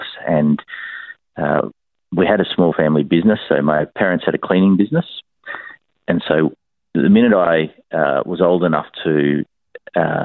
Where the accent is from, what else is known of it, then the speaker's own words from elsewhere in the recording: Brisbane, Queensland, Australia; born here in Brisbane